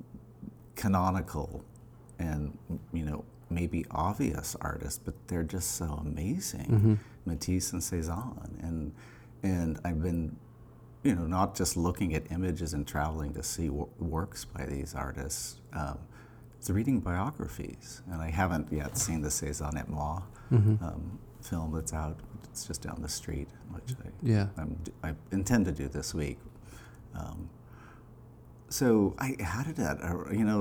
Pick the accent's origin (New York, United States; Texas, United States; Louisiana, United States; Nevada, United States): Nevada, United States; Reno; moved away as an adult; I'm from Reno, Nevada